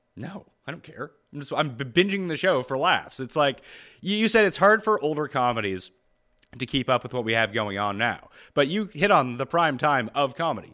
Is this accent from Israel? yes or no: no; Canada; I'm Canadian